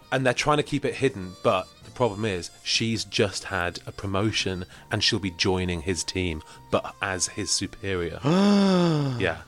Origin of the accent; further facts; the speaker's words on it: Manchester, North West England, United Kingdom; I'm from Manchester.